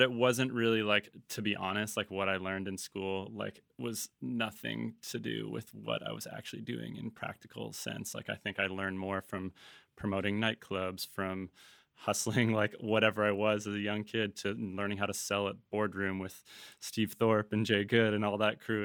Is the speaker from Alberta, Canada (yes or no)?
no; Vancouver, British Columbia, Canada; also born or lived in Toronto / Los Angeles / Costa Mesa / Tofino; we left Toronto when I was about seven years old, um, went to L A, and then I truly grew up in Vancouver